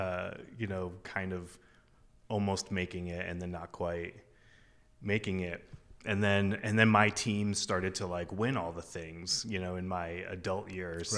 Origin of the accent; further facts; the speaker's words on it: Keene, New Hampshire, United States; moved away as an adult; in my hometown.